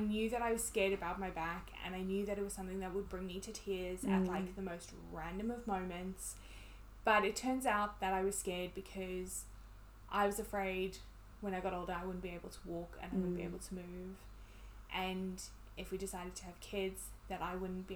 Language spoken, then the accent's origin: English; South Africa; also born or lived in United Kingdom; now in New Zealand; I'm South African. I lived in the UK for a long time. And then we met here in New Zealand.